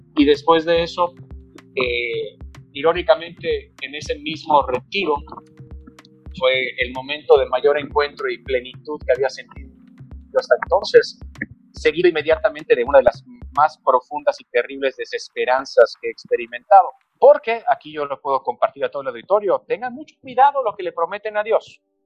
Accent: Mexico; aunque soy mexicano y tengo elementos culturales mexicanos

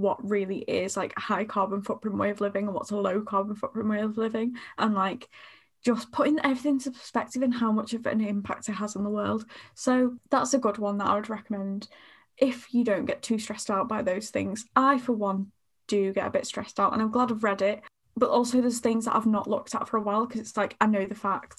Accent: United Kingdom; I'm just a Brit

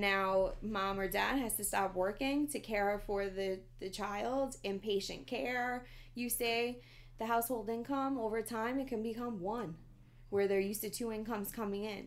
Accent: New York City, New York, United States; I grew up in the Bronx.

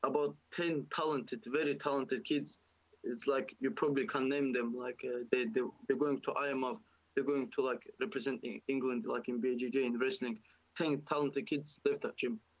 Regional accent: Dagestan, Russia; English is a second language; now in United Kingdom; I'm from Dagestan, you know, and I know Dagestan is very small

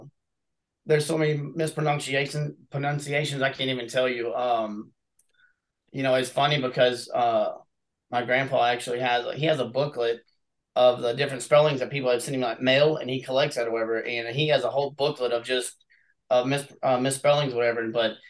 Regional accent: Abbott, United States; Yeah, you know what it is? It's a real tight-knit community, you know, very family-oriented and whatnot.

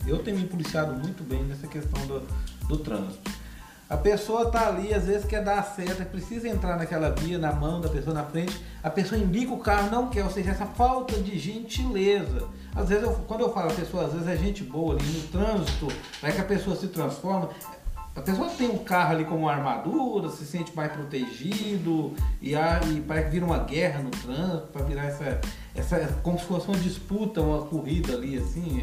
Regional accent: Goiânia, Goiás, Brazil; aqui em Goiânia, eu sou goiano

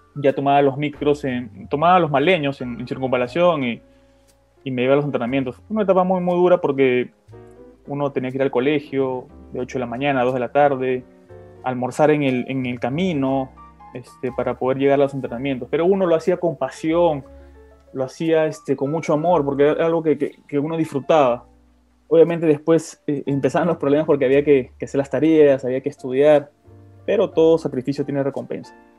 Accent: Lima, Peru; also born or lived in Surco, Lima / La Molina, Lima; Luego me mudé al distrito de San Luis. Jugaba en el parque, jugaba en la pista como cualquier niño

